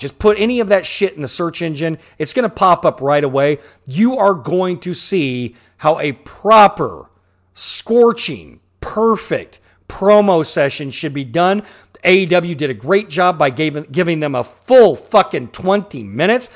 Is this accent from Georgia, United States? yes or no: no; Pittsburg, Kansas, United States; when I was a kid growing up in Pittsburgh, Kansas